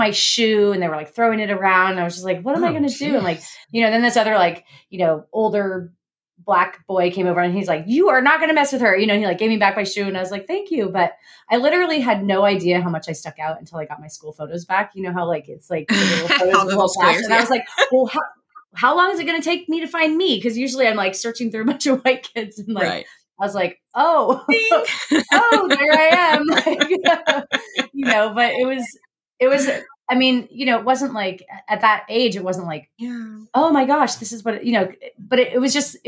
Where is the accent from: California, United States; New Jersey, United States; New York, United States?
California, United States; rural Northern; I grew up in rural Northern California, basically like totally white and not rich white.